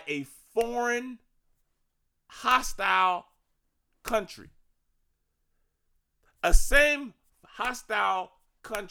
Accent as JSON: {"language": "English", "region": "Virginia", "country": "United States", "moved": "yes", "lives_now": "Maryland, United States", "said": "I'm from Virginia"}